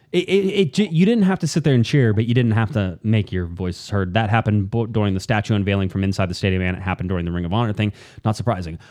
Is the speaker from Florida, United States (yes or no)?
no; Southern California, United States; growing up in Southern California, where I did, close to the, close to the coast, we don't get thunderstorms.